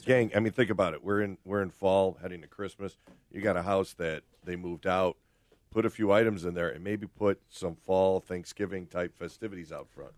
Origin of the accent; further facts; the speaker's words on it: Oak Park, Illinois, United States; I grew up in Oak Park